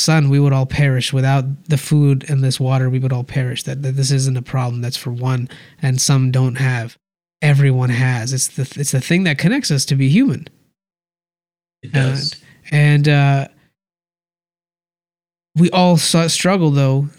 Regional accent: India; I'm from India.

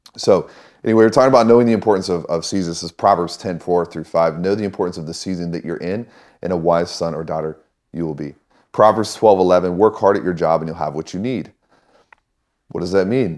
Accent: Missouri, United States; I grew up in Missouri

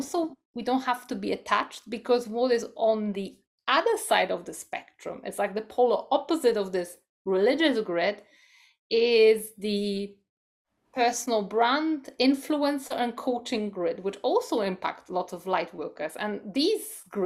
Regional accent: Poland; moved away; I come from Poland, which is also a Catholic country

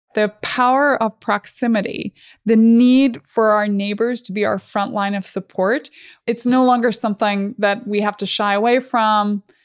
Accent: Northern Ireland, United Kingdom; growing up in Northern Ireland

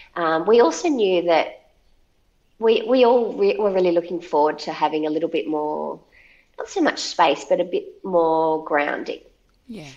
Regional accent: Central Coast of New South Wales, Australia; moved away as an adult; now in northwest coast, Tasmania, Australia; I'd spent all my life growing up on the Central Coast and never felt a really strong affinity with it

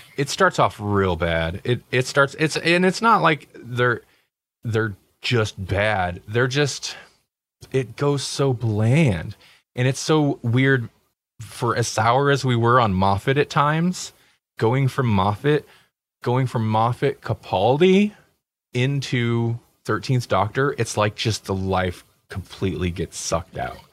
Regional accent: United States; we're American

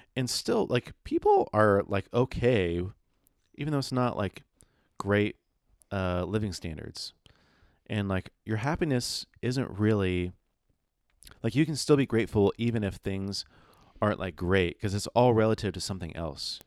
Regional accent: San Diego, California, United States; we were born in San Diego

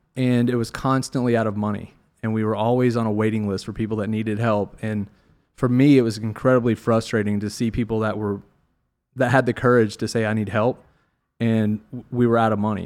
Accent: Nashville, Tennessee, United States; Growing up in Nashville, it was a Tennessee

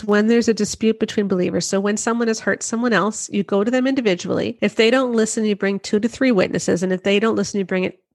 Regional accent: Canada; I'm Canadian. So I'm outside of the US

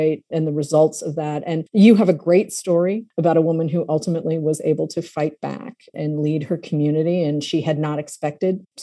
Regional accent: Massachusetts, United States; I grew up in Massachusetts

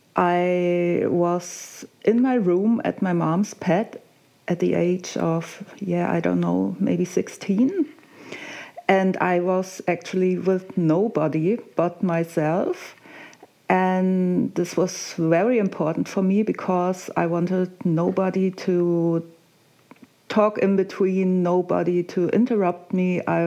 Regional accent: Frankfurt, Hesse, Germany; I'm from Frankfurt in Germany.

